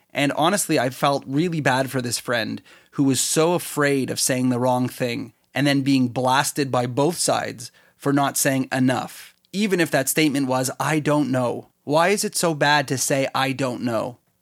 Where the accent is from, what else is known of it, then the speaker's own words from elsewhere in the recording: Canada; I'm Canadian